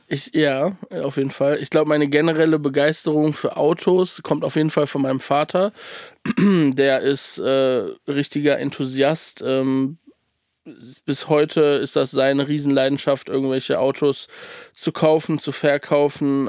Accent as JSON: {"language": "German", "town": "Cologne", "region": "North Rhine-Westphalia", "country": "Germany", "said": "ich komme aus Köln"}